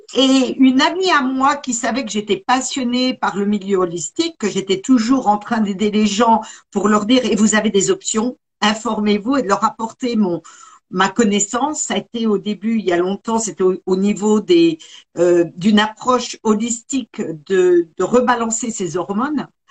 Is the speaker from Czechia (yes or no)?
no; Besançon region, Bourgogne-Franche-Comté, France; moved away as an adult; now in United States; je suis originaire de la région de Besançon. Et ça fait 35 ans que je suis partie aux États-Unis, m'y installer.